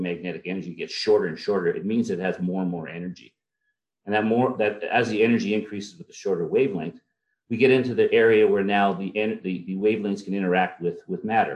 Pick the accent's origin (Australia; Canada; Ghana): Canada; Elliott Lake, Ontario; also born or lived in Ottawa / Chalk River / Hamilton / Sudbury; I grew up in a town called Elliott Lake